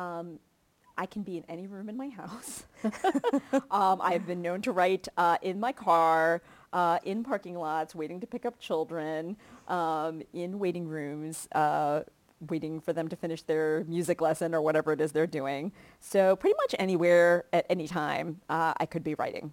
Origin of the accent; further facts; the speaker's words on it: Kentucky, United States; moved away; I grew up in Kentucky